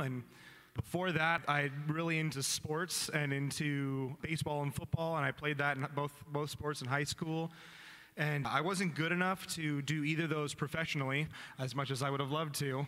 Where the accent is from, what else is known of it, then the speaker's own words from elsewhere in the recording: Vista, California, United States; also born or lived in Oregon; i am from uh, Vista, Oceanside area, and I grew up there